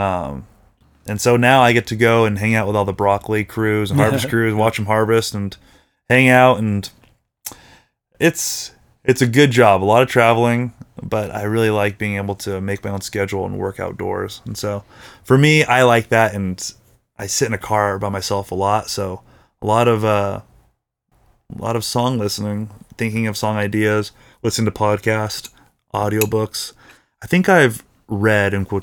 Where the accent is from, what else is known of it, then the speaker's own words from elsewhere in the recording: California, United States; I'm very Californian.